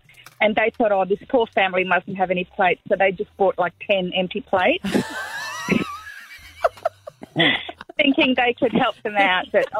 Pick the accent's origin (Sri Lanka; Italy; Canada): Sri Lanka; now in Waterford West, Australia; Waterford West. Originally Sri Lanka